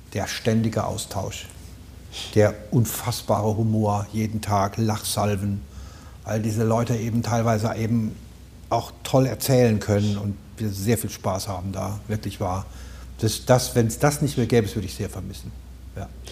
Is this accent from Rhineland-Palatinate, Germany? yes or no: yes; Rhineland-Palatinate, Germany; accent: Palatine; now in Berlin, Germany; Ich bin als Pfälzer bin ich im Wald sozusagen mehr oder weniger im Wald aufgewachsen